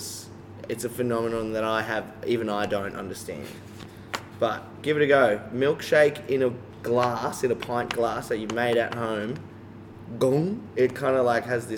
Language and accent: English; Geelong, Victoria, Australia; I grew up in Geelong. I literally have lived here pretty much most of my life